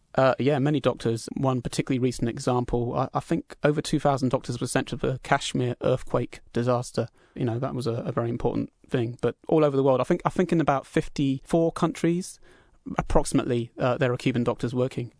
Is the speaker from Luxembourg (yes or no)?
no; England, United Kingdom; now in Vancouver, Canada; being British myself